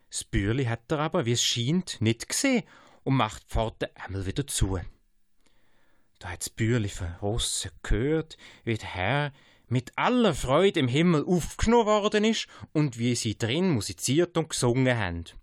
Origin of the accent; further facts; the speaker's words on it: Aargau, Switzerland; accent: Ostschweizer Dialekt (Thurgauisch); moved away; Ich bin also. im Aargau geboren, zwischen Zürich und Basel. Äh, wir vor allem in der Familie das Thurgauisch meine Mutter weitergesprochen haben, dass ich so, ja, teilweise spreche. Ich nasaliere nicht so stark